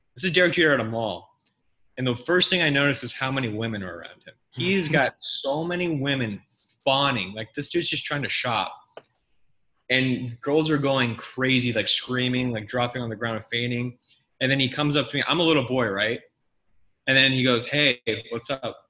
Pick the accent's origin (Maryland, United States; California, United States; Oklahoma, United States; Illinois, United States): California, United States; El Dorado Hills; my hometown of Eldorado Hills, California